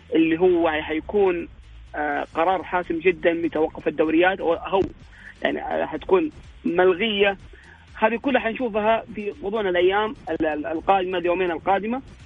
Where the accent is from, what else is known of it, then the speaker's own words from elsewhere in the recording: Saudi Arabia; عندنا في السعوديه